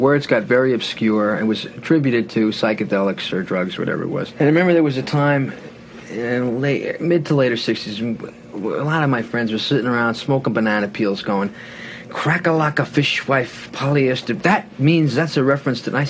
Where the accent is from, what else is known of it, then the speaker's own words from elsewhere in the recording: Levittown, New York, United States; I was a kid from Levittown